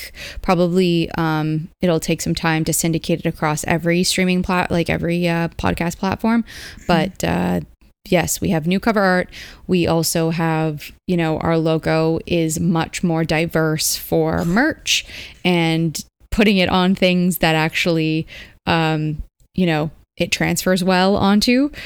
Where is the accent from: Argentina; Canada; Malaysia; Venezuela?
Canada; as a Canadian